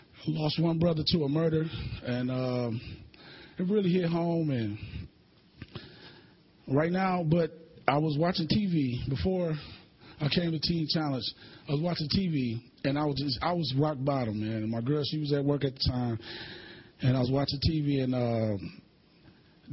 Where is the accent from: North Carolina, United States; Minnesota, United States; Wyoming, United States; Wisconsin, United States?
Wisconsin, United States; Milwaukee; I grew up in Milwaukee, Wisconsin